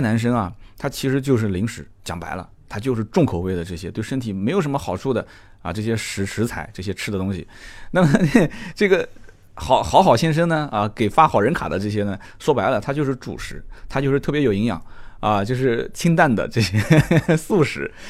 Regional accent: Nanjing, Jiangsu, China; 我们南京人讲混得挺妖的

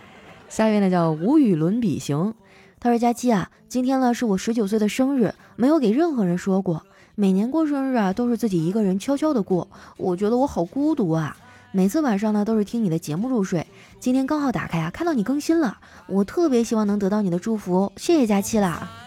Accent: Guangdong, China; 真的每时每刻都想回到我的家乡广东啊！

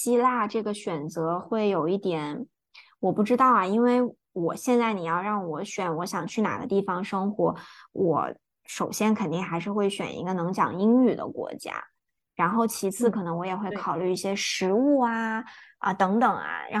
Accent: Singapore; 可能是因为我来自一个非常典型的亚洲的生活环境，即便是新加坡，新加坡跟中国其实很像嘛，也都是华人

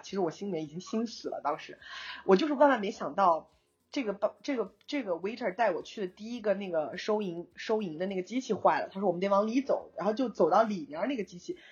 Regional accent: China; 我是中国人

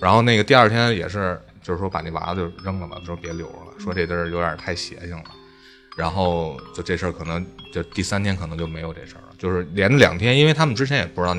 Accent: Beijing, China; 其实我我觉得咱们北京传的最火的就应该是香山那三三零的那个

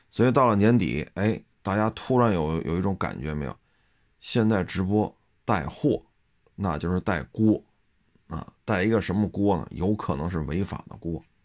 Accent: Beijing, China; 就以我四十多岁啊，生在北京，长在北京

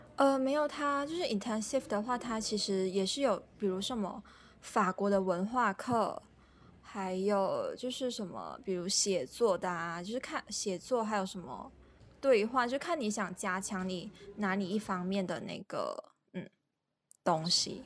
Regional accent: Malaysia; moved away as an adult; also born or lived in France; je suis malaisienne

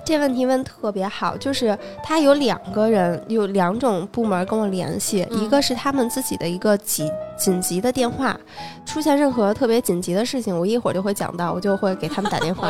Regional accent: China; 我们中国人就非常的善于给它缩写

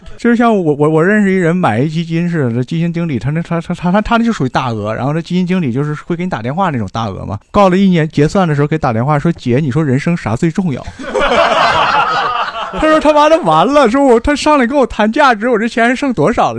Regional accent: Northeast China, China; accent: Northeastern Chinese dialect; 我们东北话叫住宿住宿

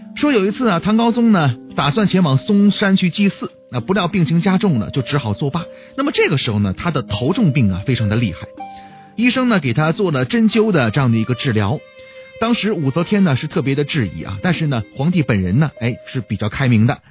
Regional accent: northern China, China; 我也是北方人

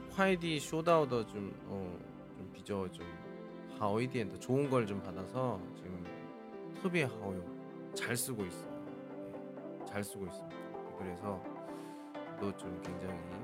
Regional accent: South Korea; moved away as an adult; now in China; 저는 한국 사람이니까

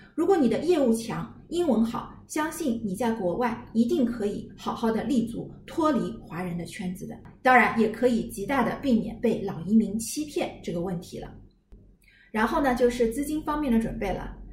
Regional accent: China; 我们中国人

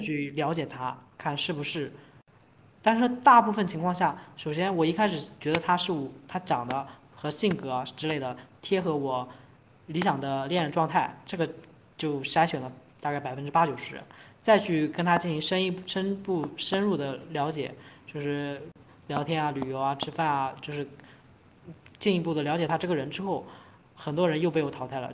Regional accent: China; 我们整个中国人

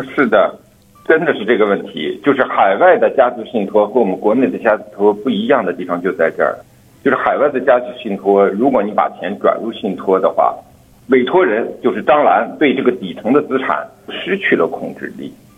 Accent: China; 对于我们中国人来说

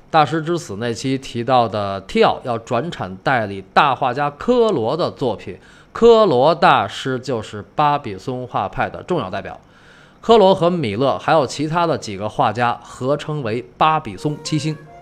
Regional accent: China; 这用我们中国人的话说

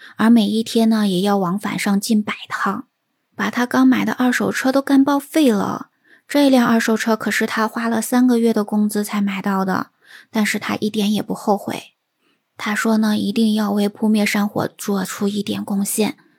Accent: China; 我们中国人呢，在这样子的团结和凝聚力之下

